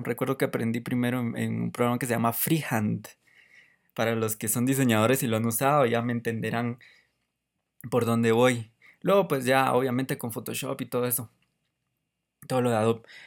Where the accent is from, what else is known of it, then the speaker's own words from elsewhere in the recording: Guatemala; soy de Guatemala